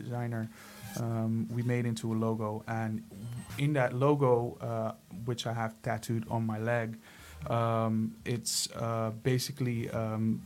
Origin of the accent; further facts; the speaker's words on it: Ermelo, Gelderland, Netherlands; also born or lived in Suriname; I was 8 years old when I came to the Netherlands from Surinam